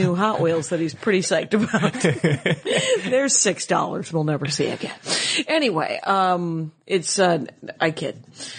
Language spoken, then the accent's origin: English; Milwaukee, Wisconsin, United States; I'm from Milwaukee, which we hide our anger a little bit more.